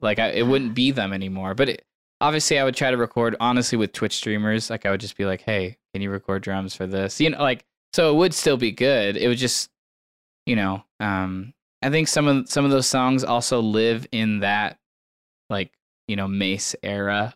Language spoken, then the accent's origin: English; San Diego, California, United States; moved away as an adult; also born or lived in Portland, Oregon; now in Bend, United States; did not grow up in Bend. I grew up in San Diego, California